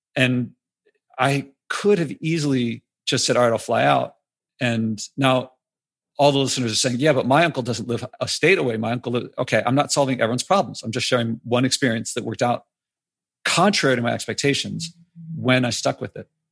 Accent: Philadelphia, Pennsylvania, United States; I'm from Philadelphia

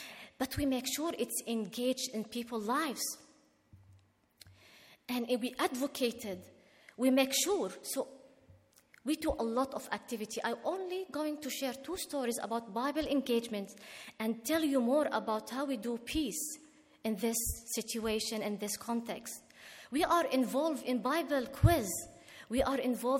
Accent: Israel; English is a second language; As an Arab Israeli

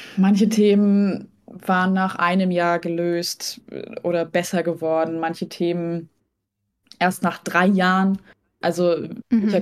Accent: Hesse, Germany; also born or lived in Lübeck; now in Hamburg, Germany; aber ursprünglich bin ich in Hessen aufgewachsen

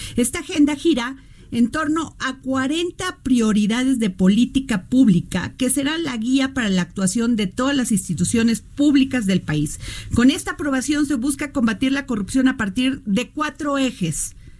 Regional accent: Veracruz, Mexico; now in Mexico City, Mexico; yo migré, yo soy veracruzana, migré a la Ciudad de México

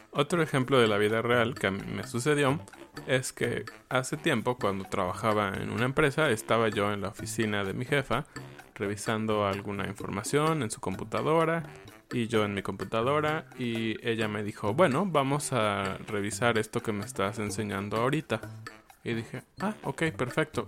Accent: Mexico; yo, siendo mexicano

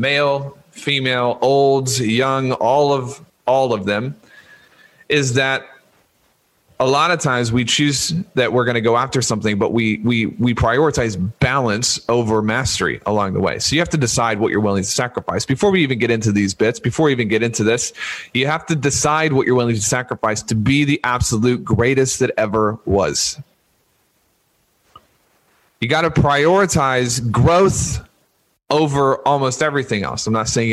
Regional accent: Louisiana, United States; I was born in Louisiana, and I was raised a Louisiana State University

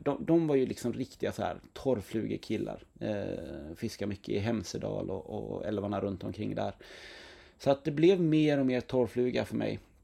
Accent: Knäred, Halland County, Sweden; i Knäred där jag växte upp

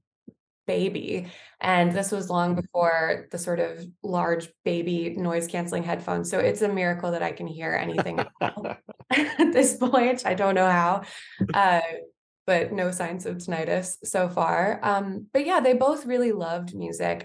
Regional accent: St. Louis, Missouri, United States; I grew up in St. Louis, Missouri, and I'm an only child.

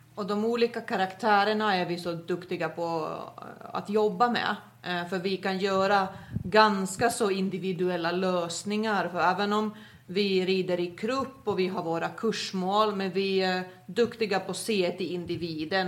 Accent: Finland; moved away as an adult; also born or lived in Skåne, Sweden; now in Sweden; Jag är ju född och uppvuxen i Finland, kom till Sverige efter studenten

